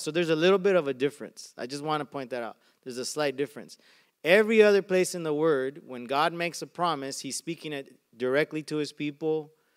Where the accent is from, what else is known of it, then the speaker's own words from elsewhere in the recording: Arizona, United States; now in Carson, United States; I grew up in Arizona